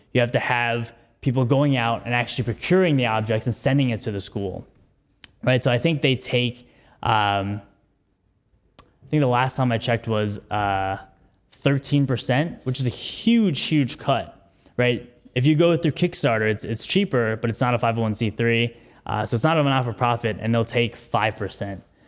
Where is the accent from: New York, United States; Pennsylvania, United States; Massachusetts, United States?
New York, United States; New York City; I'm from New York City, born and raised. I went to high school in the Bronx